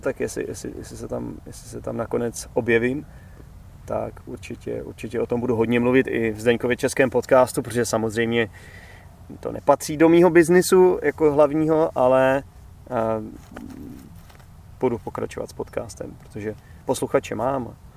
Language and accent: Czech; Czechia; moved away; já už třeba nedokážu být zpátky zase ten Čech